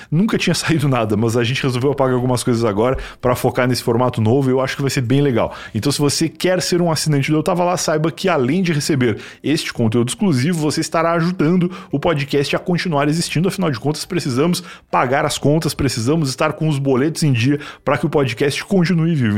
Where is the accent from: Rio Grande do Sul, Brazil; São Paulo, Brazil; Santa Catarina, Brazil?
Rio Grande do Sul, Brazil; eu, como gaúcho